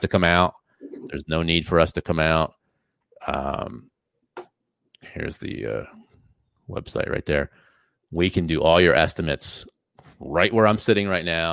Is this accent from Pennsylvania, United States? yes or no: yes; Easton, Pennsylvania, United States; we're from Easton